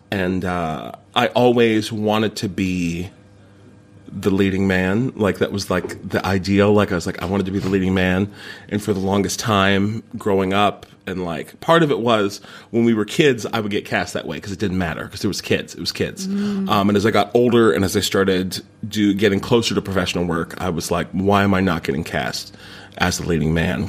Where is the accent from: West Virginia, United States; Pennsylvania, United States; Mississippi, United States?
West Virginia, United States; Morgantown; moved away as an adult; also born or lived in New York City; now in London, United Kingdom; Since I was 8, I started taking improv classes in my hometown, in Morgantown, West Virginia